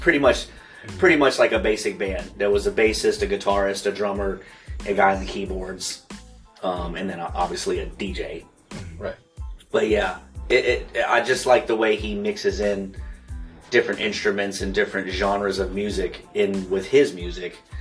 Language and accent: English; Mississippi, United States; I grew up in the South, um, in Mississippi.